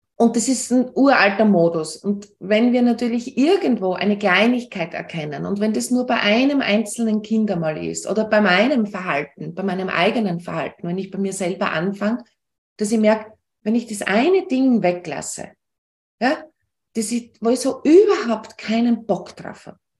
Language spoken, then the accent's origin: German; Austria; bei uns in Österreich